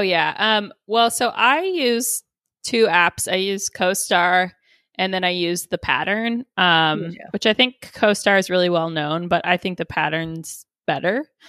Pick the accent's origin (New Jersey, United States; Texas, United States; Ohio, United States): Texas, United States; moved away; also born or lived in Boulder, Colorado; growing up in Texas